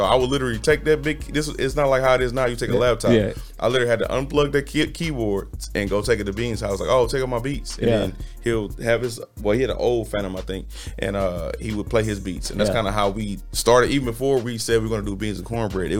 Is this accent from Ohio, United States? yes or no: no; Los Angeles, California, United States; also born or lived in St. Louis / Houston; I was raised in Los Angeles, California, St. Louis, Missouri, and Houston.